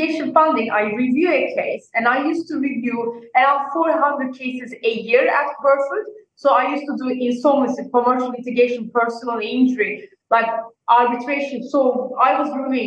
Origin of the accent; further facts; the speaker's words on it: Turkey; moved away as an adult; also born or lived in Nottingham, United Kingdom; now in New York, United States; I'm originally from Turkey